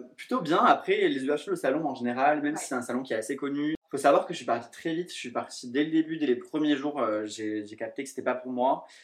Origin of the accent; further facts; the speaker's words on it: southern France, France; moved away as an adult; now in Paris, France; je suis originaire du sud de la France et je travaille sur Paris depuis 3 ans maintenant